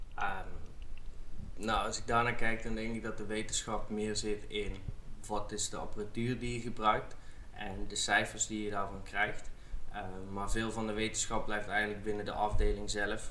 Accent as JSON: {"language": "Dutch", "region": "South Limburg", "country": "Netherlands", "tie": "born or raised there", "also_born_or_lived": "Amsterdam / Heerlen", "moved": "as an adult", "lives_now": "Herning, Denmark", "said": "ik ben opgegroeid in Zuid-Limburg"}